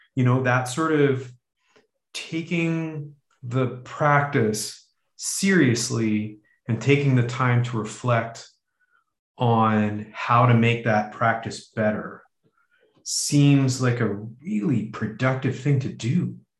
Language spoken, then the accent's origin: English; Canada; Canadian white heterosexual male